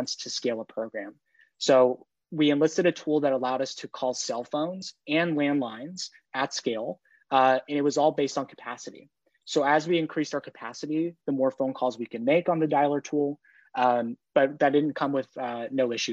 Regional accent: New York, United States; I'm from New York

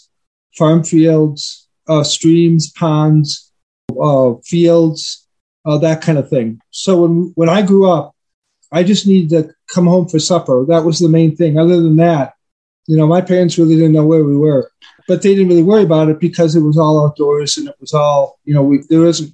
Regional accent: Milwaukee, Wisconsin, United States; I was brought up in Milwaukee, Wisconsin. I lived kind of in the outer suburbs

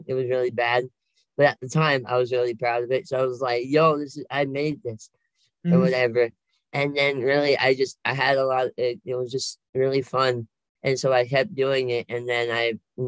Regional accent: Oregon, United States; I've been here all my life

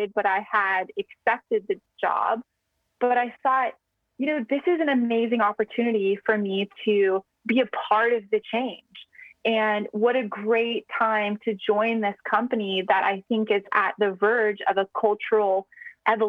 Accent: United States; moved away as an adult; now in Singapore; as an American who's very passionate about tech

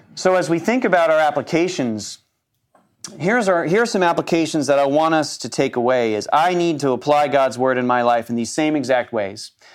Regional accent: United States; as an American male

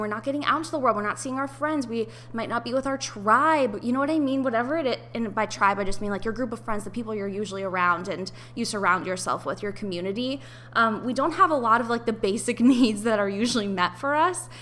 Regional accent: Ohio, United States; moved away as an adult; also born or lived in New York; I had to move out of my apartment in New York and I had to move back home to my parents' house in Ohio

